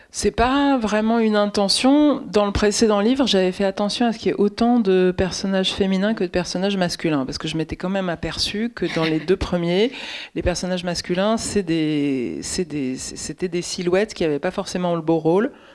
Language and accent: French; Paris, Île-de-France, France; Ça, c'est un quartier pas très loin de là où j'ai grandi